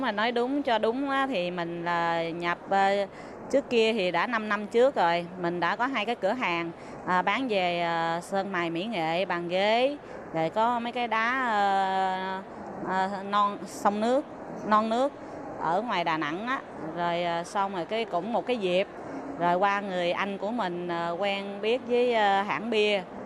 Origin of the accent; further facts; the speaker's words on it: Ho Chi Minh City, Vietnam; moved away as an adult; now in Taiwan; sinh và lớn lên ở thành phố Hồ Chí Minh quận 5